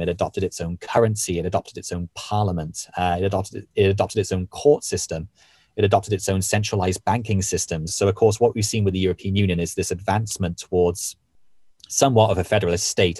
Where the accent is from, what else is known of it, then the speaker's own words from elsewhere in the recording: Wales, United Kingdom; where I was born and raised in Wales